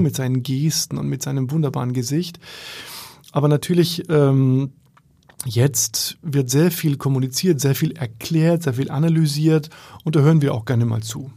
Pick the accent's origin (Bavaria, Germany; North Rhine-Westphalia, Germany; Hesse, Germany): Bavaria, Germany; Bamberg; moved away as an adult; now in Berlin, Germany; in Bamberg, in meiner Heimat